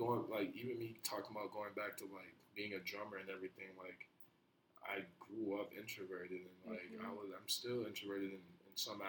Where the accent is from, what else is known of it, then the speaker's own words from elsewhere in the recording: New Jersey, United States; born there; I was born in New Jersey, so, like, I don't have my birth certificate, so I gotta go back over there to get it there